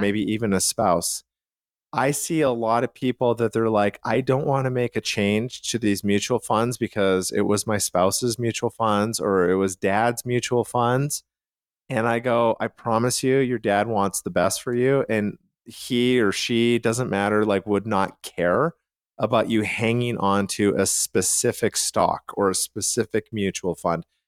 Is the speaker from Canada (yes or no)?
yes; Calgary, Alberta, Canada; where I grew up in Calgary, Canada, a lot of the homes were, like, bungalows